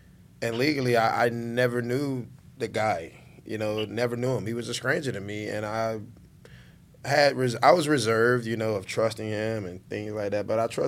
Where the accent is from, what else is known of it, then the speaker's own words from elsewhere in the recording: Miami, Florida, United States; Growing up in Miami, growing up in the inner city of Dade County